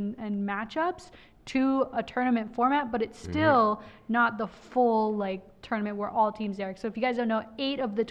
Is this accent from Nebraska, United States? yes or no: no; Minnesota, United States; born or raised there